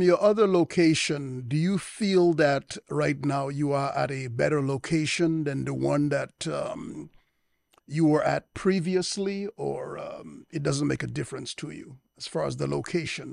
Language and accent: English; United States; I was born in the United States